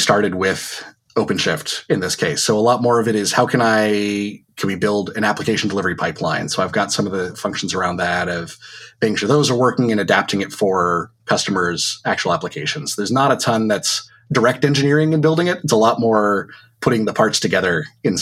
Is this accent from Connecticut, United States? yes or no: yes; Connecticut, United States; moved away as an adult; now in Vermont, United States; I grew up in Connecticut and only just recently in summer of 2019 moved up to Vermont